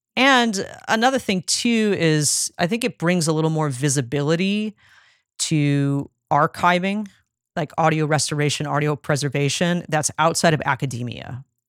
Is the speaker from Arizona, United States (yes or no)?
yes; Phoenix, Arizona, United States; now in Nashville, United States; I grew up in Phoenix in the nineties